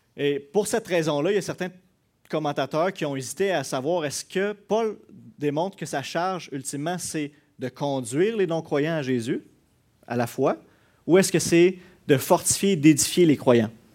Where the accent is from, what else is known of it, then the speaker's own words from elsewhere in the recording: Quebec, Canada; on est Québécois